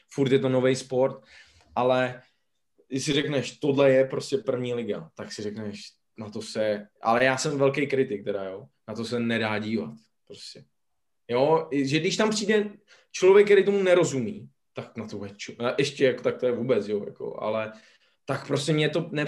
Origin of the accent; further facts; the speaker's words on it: Mladá Boleslav, Central Bohemian Region, Czechia; Já jsem z Boleslavy.